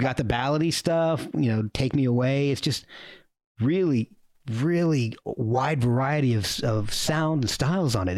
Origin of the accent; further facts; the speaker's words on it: New Jersey, United States; Princeton University was was not too far from where I grew up in New Jersey